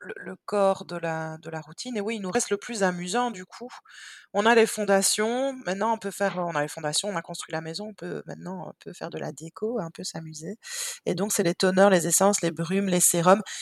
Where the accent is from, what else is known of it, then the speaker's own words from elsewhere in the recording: Belgium; on est belge.